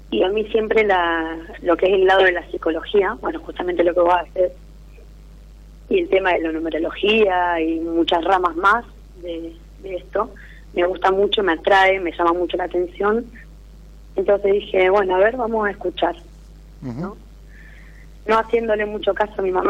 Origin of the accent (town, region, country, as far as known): Rosario, Santa Fe, Argentina